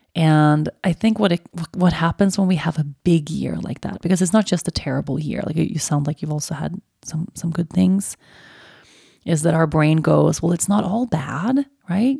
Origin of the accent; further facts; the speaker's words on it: Sweden; moved away; my roots and my everything that is so beautiful about my home country